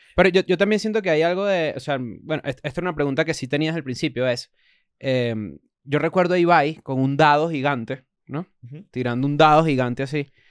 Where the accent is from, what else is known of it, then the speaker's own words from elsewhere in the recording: Caracas, Capital District, Venezuela; el Caracas Fútbol Club porque es el equipo donde, de, donde, de donde soy